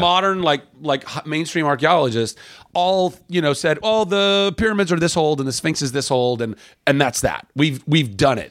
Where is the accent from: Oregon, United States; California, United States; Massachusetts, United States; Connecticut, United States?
California, United States; Southern; also born or lived in Lake Charles, Louisiana; I grew up in Southern California